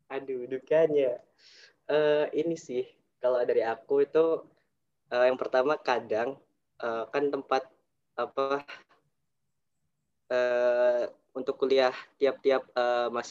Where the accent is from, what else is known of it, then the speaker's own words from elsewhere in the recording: Surabaya, East Java, Indonesia; kuliah ke perantauan ke UB kan aku dari Surabaya kalau ke Malang itu kan juga uh, memperhitungkan biaya kos